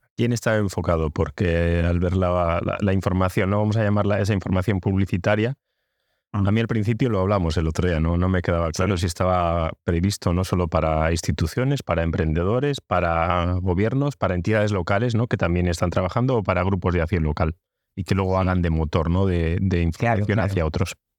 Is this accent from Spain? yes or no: yes; Cantabria, Spain; los cántabros